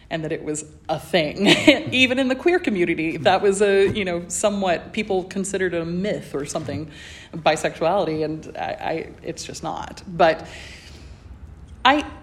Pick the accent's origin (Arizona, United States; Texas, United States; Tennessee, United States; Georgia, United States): Georgia, United States; small-town; first language English; moved away as an adult; also born or lived in Indiana; I come from the South in the United States